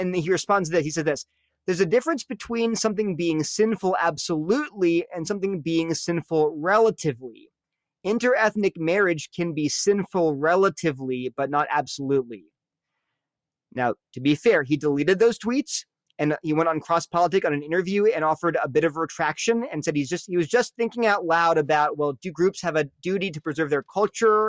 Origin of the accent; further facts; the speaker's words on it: Delaware, United States; I'm from Delaware